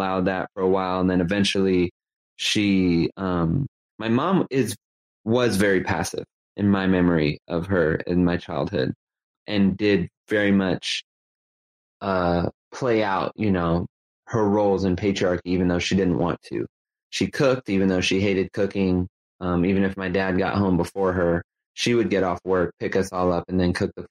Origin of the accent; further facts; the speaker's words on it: Los Angeles, California, United States; I grew up in Los Angeles, California, in a working class part of Los Angeles called the San Fernando Valley